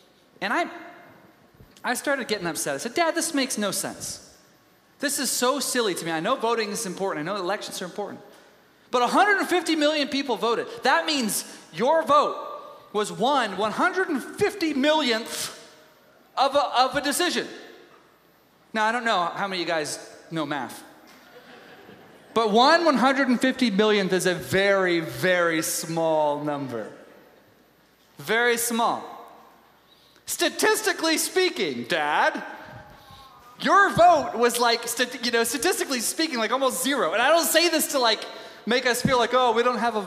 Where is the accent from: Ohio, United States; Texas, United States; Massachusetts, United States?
Texas, United States; Tyler; I was raised in Tyler, Texas.